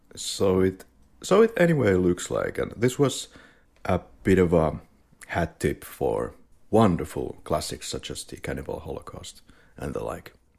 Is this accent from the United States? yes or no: no; Finland; now in Spain; I studied media, and I was born and raised, born and bred in Finland, and now I'm living in Spain